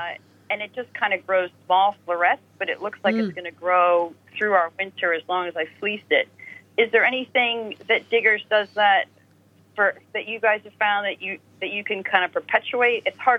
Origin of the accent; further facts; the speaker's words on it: Midwest, United States; now in United Kingdom; from my home country, the Midwest.